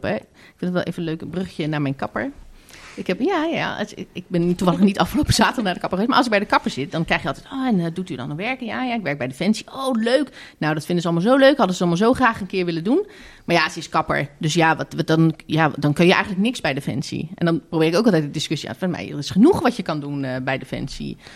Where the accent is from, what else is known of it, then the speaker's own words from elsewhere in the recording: Netherlands; zijn we misschien te nuchter als Nederlander?